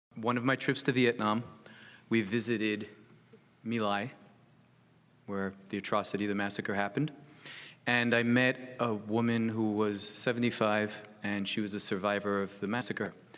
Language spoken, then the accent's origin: English; United States; I'm an American